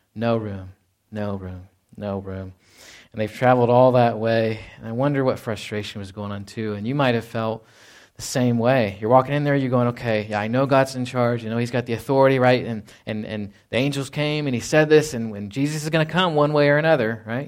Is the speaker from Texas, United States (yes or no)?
yes; Fort Worth, Texas, United States; moved away; I was born in Fort Worth, Texas.